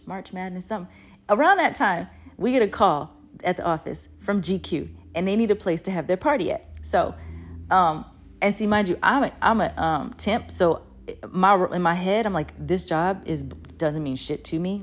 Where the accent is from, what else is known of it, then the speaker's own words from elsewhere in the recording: Baltimore, Maryland, United States; moved away; also born or lived in Oregon / Brooklyn, New York; I had grown up in Baltimore, but, uh, at the time I came from Oregon